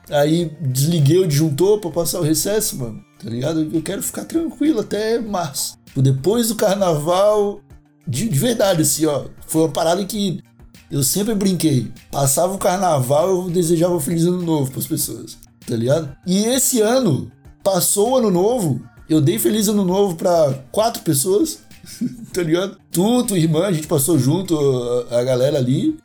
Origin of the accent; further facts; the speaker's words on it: Brazil; eu sou brasileiro